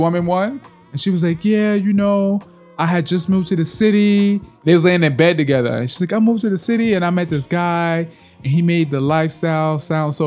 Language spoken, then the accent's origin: English; New York, United States; moved away as an adult; now in San Francisco, United States; me growing up in New York